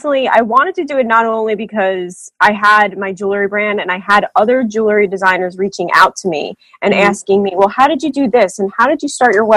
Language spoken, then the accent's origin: English; New Jersey, United States; I'm from New Jersey